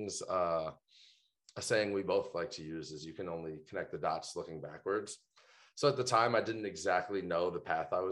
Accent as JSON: {"language": "English", "town": "New York City", "region": "New York", "country": "United States", "tie": "born or raised there", "moved": "as an adult", "lives_now": "Las Vegas, United States", "said": "I grew up in Brooklyn, New York"}